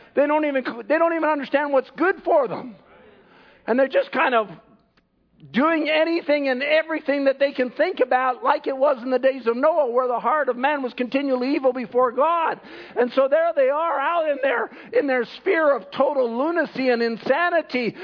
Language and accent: English; Canada; I'm a Canadian